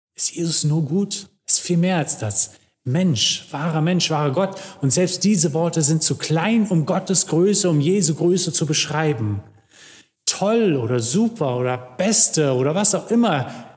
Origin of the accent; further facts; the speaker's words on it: Germany; wir als Deutsche